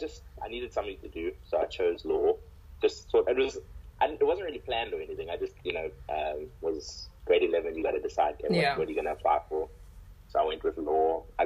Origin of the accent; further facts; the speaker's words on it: Gqeberha, Eastern Cape, South Africa; I'm from Kebeha.